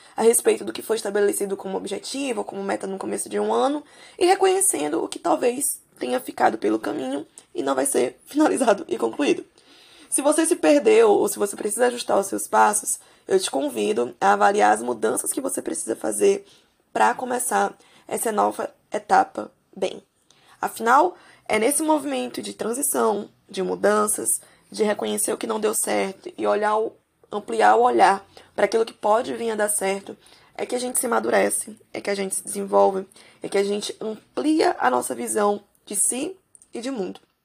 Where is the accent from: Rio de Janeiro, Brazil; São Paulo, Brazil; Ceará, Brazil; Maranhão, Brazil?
Maranhão, Brazil; São Luís; eu sou de São Luís do Maranhão, por aqui